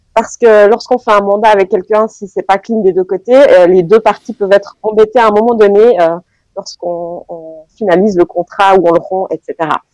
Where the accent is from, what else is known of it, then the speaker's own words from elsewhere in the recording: Fribourg, Switzerland; je suis fribourgeoise et très attachée à ma région